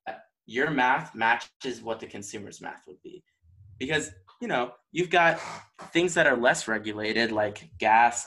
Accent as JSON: {"language": "English", "region": "Texas", "country": "United States", "also_born_or_lived": "Michigan", "moved": "yes", "lives_now": "Virginia, United States", "said": "I'm from Texas"}